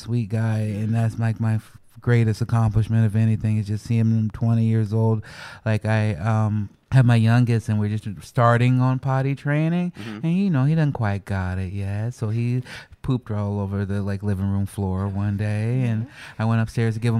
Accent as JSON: {"language": "English", "town": "Chicago", "region": "Illinois", "country": "United States", "tie": "born or raised there", "said": "people used to make fun of me growing up in Chicago because of my voice and the way I speak"}